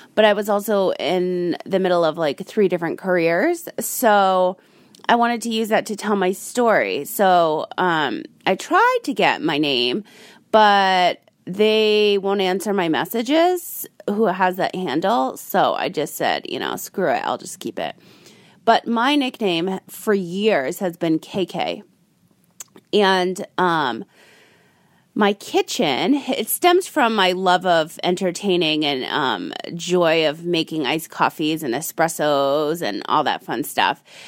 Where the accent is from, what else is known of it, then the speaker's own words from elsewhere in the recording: Rhode Island, United States; I grew up in Rhode Island, the Ocean State.